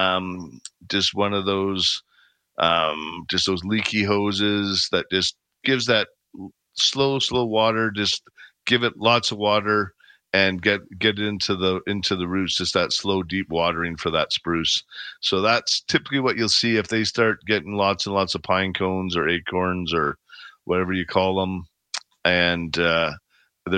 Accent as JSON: {"language": "English", "town": "Calgary", "region": "Alberta", "country": "Canada", "tie": "born or raised there", "said": "I grew up in Bowness. I know it well"}